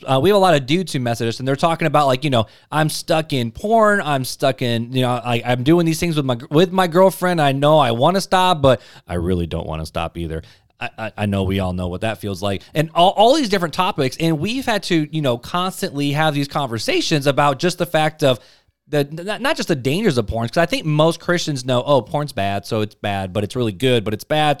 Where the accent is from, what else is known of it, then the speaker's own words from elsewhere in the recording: right outside of Chicago, Illinois, United States; I grew up right outside of Chicago